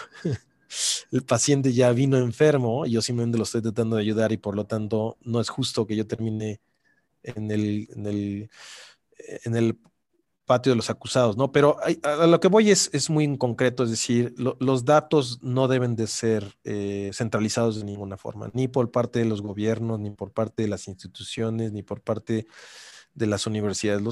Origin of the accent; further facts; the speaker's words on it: Mexico; me da mucho orgullo serlo como mexicano